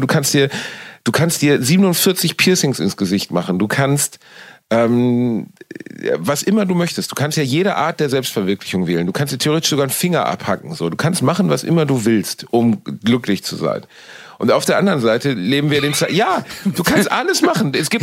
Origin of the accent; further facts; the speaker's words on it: Cologne, North Rhine-Westphalia, Germany; Ich bin wieder in meiner Heimatstadt Köln angekommen